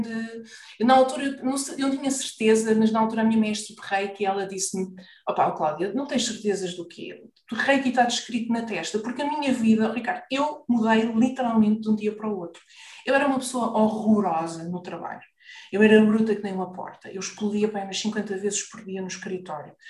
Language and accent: Portuguese; Lisbon, Portugal; also born or lived in Maputo (Lourenço Marques), Mozambique; now in Carcavelos, Portugal; vivemos no Parque de Campismo do Monsanto